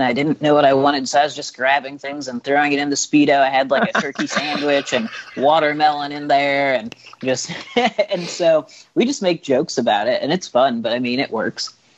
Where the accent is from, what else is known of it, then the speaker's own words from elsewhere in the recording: Illinois, United States; I'm from Illinois